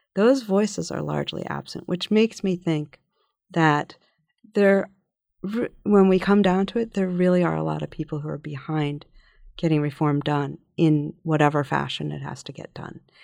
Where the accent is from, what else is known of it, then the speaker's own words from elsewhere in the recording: Philadelphia, Pennsylvania, United States; growing up in Philadelphia in the nineteen sixties and seventies